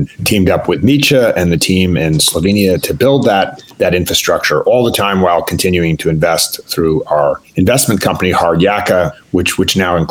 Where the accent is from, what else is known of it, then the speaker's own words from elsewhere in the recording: East Coast, United States; I grew up on the East Coast